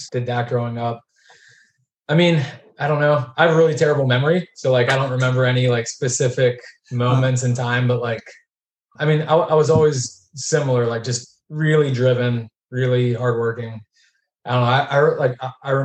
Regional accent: Pittsburgh, Pennsylvania, United States; we grew up middle class in Pittsburgh, just outside of like the city

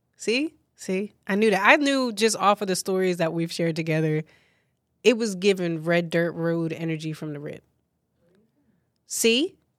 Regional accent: New Jersey, United States; I'm a Jersey girl. through and through, but I'm not from North Jersey. I am from South Jersey

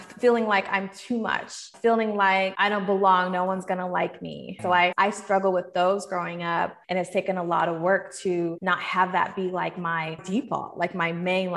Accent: Seattle, Washington, United States; now in Atlanta, United States; I'm from Seattle. I grew up there and then I eventually moved to Atlanta

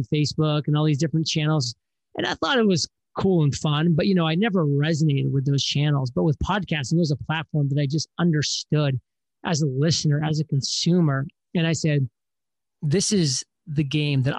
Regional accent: Maine, United States; moved away; I grew up on lakes in the summer and the ski mountains on the winters because I'm from Maine.

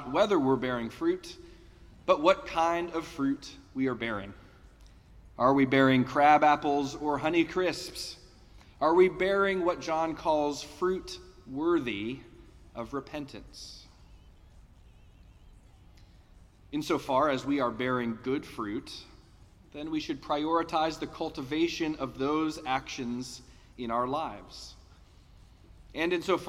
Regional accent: Denver, Colorado, United States; growing up in Denver

